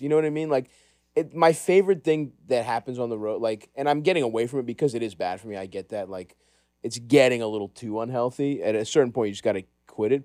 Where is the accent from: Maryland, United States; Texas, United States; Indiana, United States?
Maryland, United States; Baltimore; I grew up in Greektown